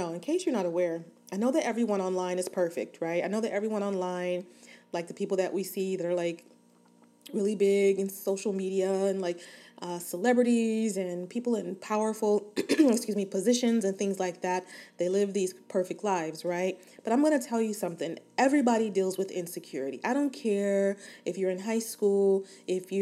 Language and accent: English; Inglewood, California, United States; Born and raised in Inglewood, California, West Side for life